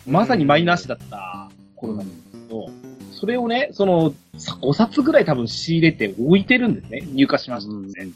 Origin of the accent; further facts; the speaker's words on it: Yamagata, Japan; うちの地元の山形大学の